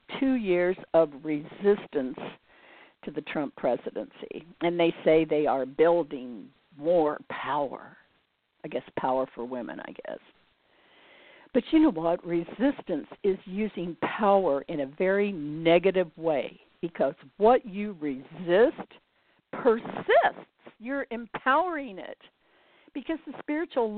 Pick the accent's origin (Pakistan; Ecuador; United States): United States; I was born in the United States during the Great Depression